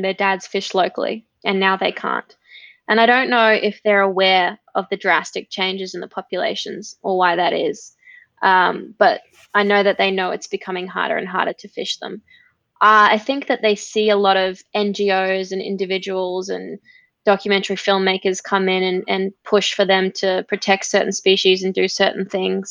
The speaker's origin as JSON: {"language": "English", "town": "Gold Coast", "region": "Queensland", "country": "Australia", "tie": "born or raised there"}